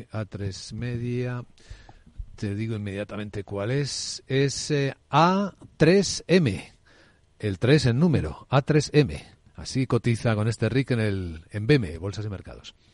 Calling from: Asturias, Spain; de Asturias.

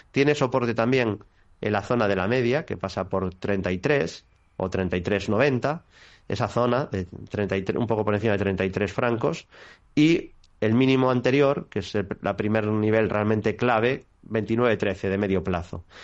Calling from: Madrid, Community of Madrid, Spain; Hola, buenas tardes. … de Madrid.

